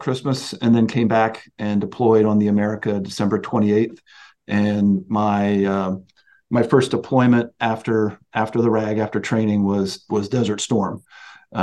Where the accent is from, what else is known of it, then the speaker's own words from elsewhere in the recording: Snow Hill, Maryland, United States; moved away as an adult; also born or lived in Pennsylvania; I grew up on the Eastern Shore of Maryland, this little town called Snow Hill